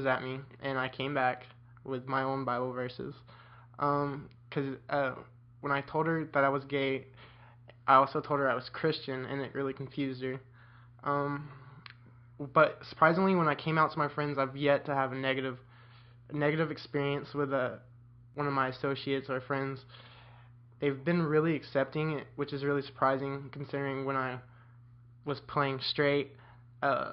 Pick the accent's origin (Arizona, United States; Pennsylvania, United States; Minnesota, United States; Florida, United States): Florida, United States; Winter Haven; I'm from Winter Haven, Florida.